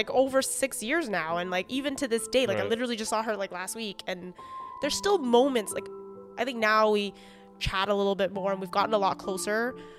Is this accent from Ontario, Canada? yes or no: yes; Mississauga, Ontario, Canada; We grew up in Mississauga, group of Chinese kids.